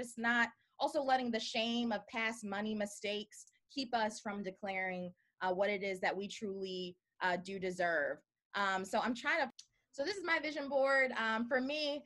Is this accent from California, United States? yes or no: no; Baltimore, Maryland, United States; I'm from Baltimore